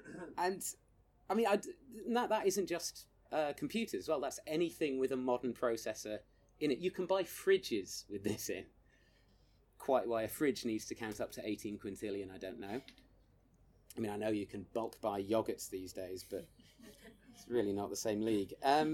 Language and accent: English; United Kingdom; So we, as British people, essentially chose the placebo, which is good to know.